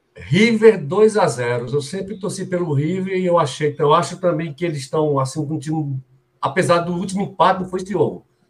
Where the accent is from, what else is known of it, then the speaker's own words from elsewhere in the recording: Brazil; nós somos brasileiros